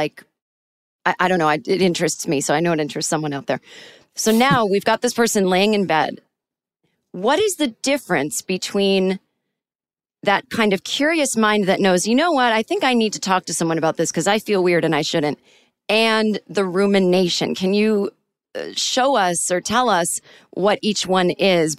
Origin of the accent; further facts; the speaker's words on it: Boston, Massachusetts, United States; I'm from Boston originally, and then my family is from Manchester, UK.